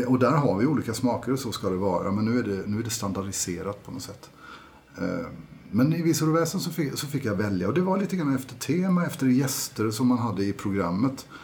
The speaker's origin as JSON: {"language": "Swedish", "town": "Karlskrona", "region": "Blekinge", "country": "Sweden", "moved": "as an adult", "lives_now": "Norway", "said": "Jag är ju från Karlskrona nere i Blekinge"}